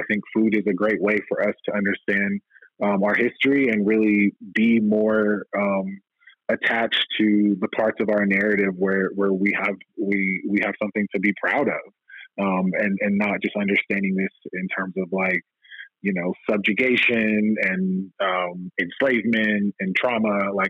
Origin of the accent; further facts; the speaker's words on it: the South, United States; as a Black person growing up in the South